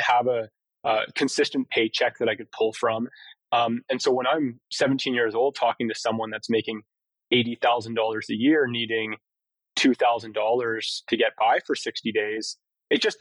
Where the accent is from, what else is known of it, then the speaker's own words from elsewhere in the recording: Vancouver Island, British Columbia, Canada; moved away as an adult; also born or lived in Kitchener-Waterloo, Ontario / Victoria, British Columbia / Hong Kong; now in Calgary, Canada; So I was born in Kitchener-Waterloo at about 4 years old, though family and myself obviously moved to Vancouver Island.